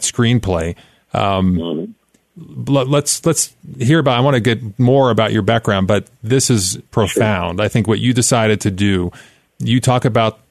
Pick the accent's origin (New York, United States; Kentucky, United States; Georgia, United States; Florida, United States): New York, United States; Long Island; I grew up in New York on Long Island